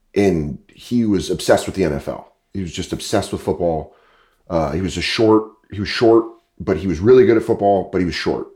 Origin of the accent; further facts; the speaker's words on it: Aurora, Colorado, United States; moved away as an adult; also born or lived in New York / Los Angeles; I grew up in Denver. I grew up in Aurora, Colorado